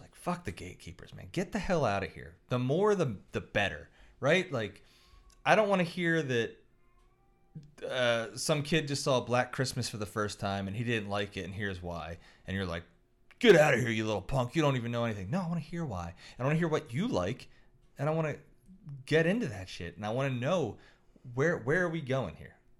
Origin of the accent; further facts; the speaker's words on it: Philadelphia, Pennsylvania, United States; also born or lived in Roxbury; I'm from South Philly and Roxbury." I spent a lot of time in South Philly.